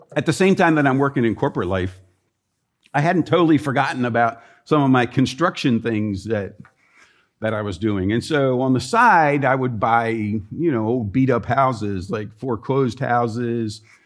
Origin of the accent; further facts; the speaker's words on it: Columbia, Maryland, United States; moved away; the city where I grew up in Columbia, Maryland